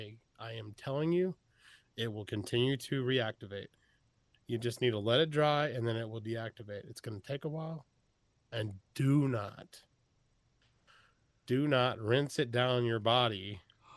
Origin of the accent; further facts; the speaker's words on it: Texas, United States; also born or lived in Iowa; I was born in the Midwest in {S0} okay. {S1} Iowa, and I grew up in Texas, so I still have the accent